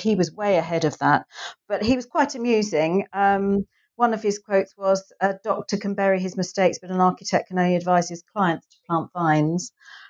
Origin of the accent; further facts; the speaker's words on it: England, United Kingdom; and I suppose it's because I'm English, is the Palace of Westminster